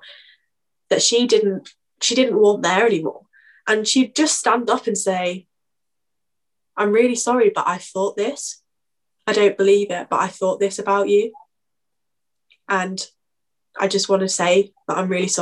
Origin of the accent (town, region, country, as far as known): United Kingdom